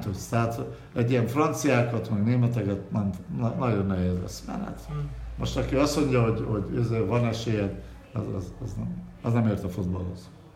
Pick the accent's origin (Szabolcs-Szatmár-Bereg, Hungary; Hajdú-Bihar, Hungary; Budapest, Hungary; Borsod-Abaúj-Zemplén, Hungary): Budapest, Hungary; Én vagyok az igazi fradista, aki, aki ott születtem kilencben ben A lakásos a 9 kerületben